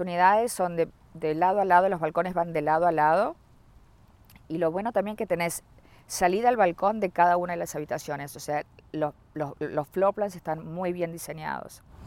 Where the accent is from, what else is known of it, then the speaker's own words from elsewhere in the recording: Uruguay; moved away as an adult; also born or lived in Aventura, Florida; now in North Miami, United States; Yo soy de Uruguay, me vine a vivir acá y desde el 2002